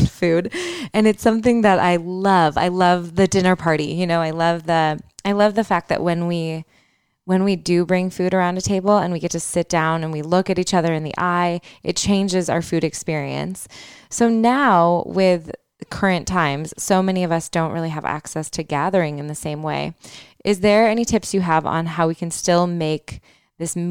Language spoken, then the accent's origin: English; Michigan, United States; I'm from Michigan.